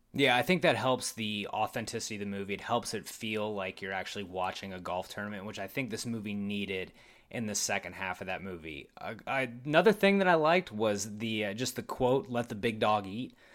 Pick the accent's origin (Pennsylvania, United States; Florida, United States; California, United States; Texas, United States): Texas, United States; Odessa; went to school in Odessa